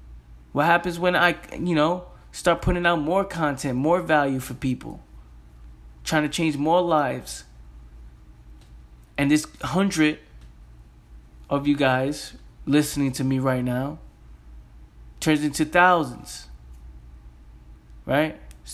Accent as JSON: {"language": "English", "region": "New York", "country": "United States", "said": "I'm from the Bronx. Who gives a, you know, I curse a lot. Who's going to listen to me?"}